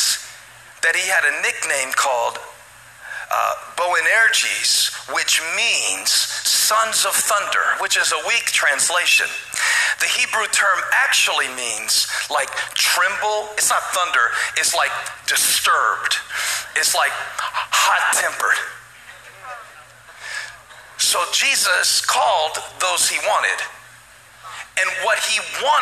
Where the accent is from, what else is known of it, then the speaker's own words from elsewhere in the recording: Moncks Corner, South Carolina, United States; accent: southern; I grew up in Monk's Corner, South Carolina